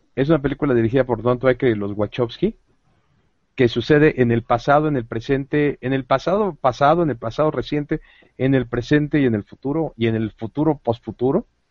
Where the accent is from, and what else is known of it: Mexico